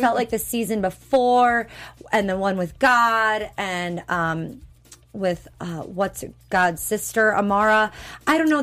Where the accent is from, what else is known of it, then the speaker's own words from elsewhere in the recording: Wisconsin, United States; also born or lived in Minnesota; Wisconsin's the cheese state. That's where I'm from